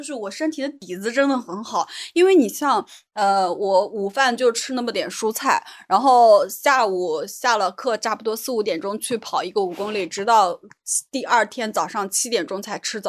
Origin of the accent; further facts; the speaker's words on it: Northeast China, China; 主要咱们从小是吃东北米长大的，很香。